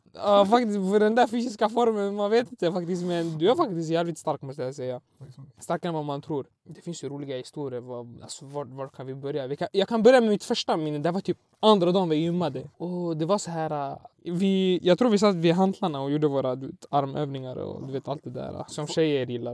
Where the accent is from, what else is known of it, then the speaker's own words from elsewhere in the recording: Sweden; Jag är faktiskt född i Sverige men mina Alltså etniskt eh, är jag från Irak